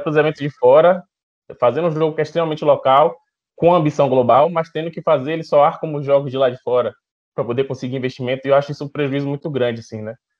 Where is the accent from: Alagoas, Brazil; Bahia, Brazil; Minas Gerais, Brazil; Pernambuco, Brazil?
Bahia, Brazil; Salvador; sou daqui de Salvador